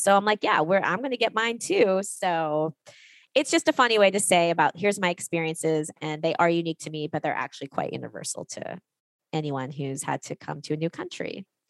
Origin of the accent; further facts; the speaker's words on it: Washington, District of Columbia, United States; moved away as an adult; now in Paris, France; I arrived in 2012 and I remember showing up and I came from Washington, D.C. And I showed up in Paris